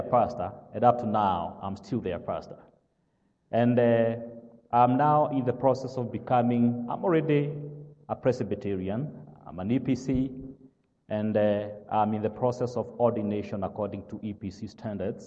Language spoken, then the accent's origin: English; Kenya; accent: British, African, Kenyan English; English is a second language; moved away as an adult; also born or lived in South Carolina, United States; now in Grayson, United States; originally, I am from Africa, Kenya. That is where I was born and raised.